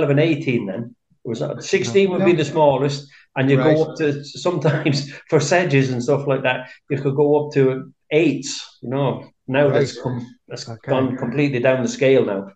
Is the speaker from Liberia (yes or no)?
no; South Wales, United Kingdom; moved away as an adult; now in Abbeyleix, Ireland; I'm from South Wales originally